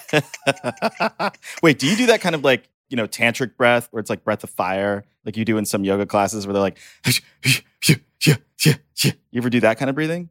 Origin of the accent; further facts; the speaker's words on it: Texas, United States; moved away; I'm from Texas